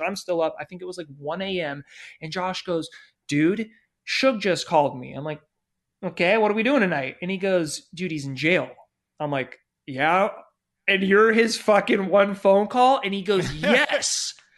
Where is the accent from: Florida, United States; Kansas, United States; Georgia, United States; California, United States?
California, United States; San Diego; my hometown in San Diego